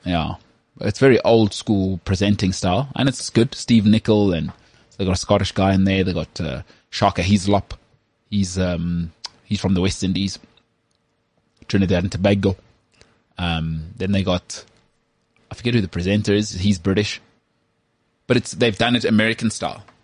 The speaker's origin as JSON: {"language": "English", "country": "South Africa", "said": "I'm from South Africa"}